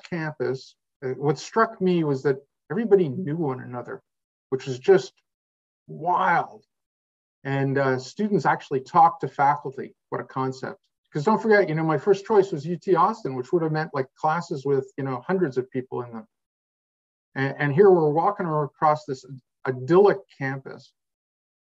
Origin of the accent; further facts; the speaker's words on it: Quebec, Canada; I'm from Quebec